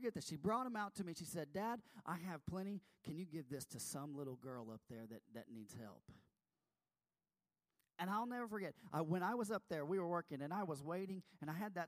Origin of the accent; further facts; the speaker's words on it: Texas, United States; I'm from Texas